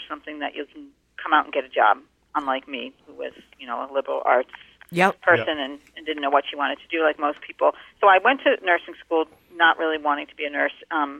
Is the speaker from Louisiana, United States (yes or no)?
no; Connecticut, United States; now in Hopkinton, United States; I grew up in Connecticut